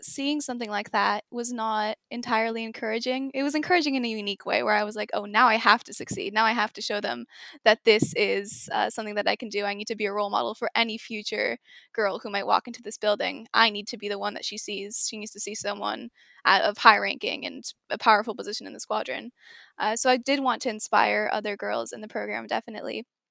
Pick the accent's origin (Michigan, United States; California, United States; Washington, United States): Washington, United States; Seattle; first language English; also born or lived in Singapore; I was born in Seattle, but I used to live in Singapore